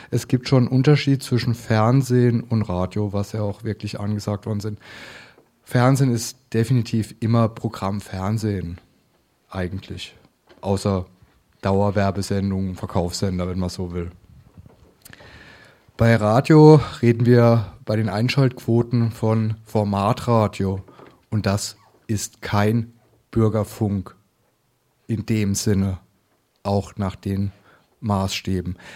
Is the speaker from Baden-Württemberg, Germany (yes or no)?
yes; Baden-Württemberg, Germany; Äh, ich komme aus dem Land der Wutbürger. Auch ein völliger falscher Name. Das ist ein Bundesland, wo ähm, mehr als 10 Prozent keinen deutschen Pass haben.